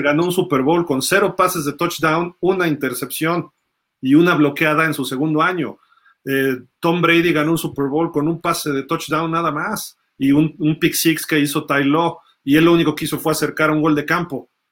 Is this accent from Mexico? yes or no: yes; Mexico; soy mexicano